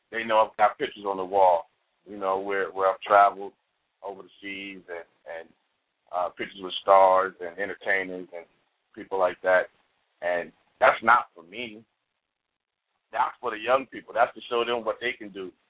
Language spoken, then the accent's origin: English; Chicago, Illinois, United States; I'm originally from Chicago and I grew up in the gang. I grew up in the in the in the, in the hood, and Robert Taylor Homes and Stateway Gardens